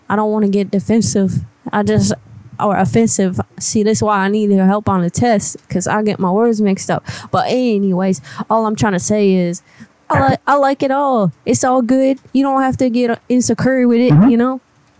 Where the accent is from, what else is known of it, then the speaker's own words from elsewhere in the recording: Louisiana, United States; born there; So I was born in Louisiana, but I've just been traveling around a lot trying to figure out exactly where I want to be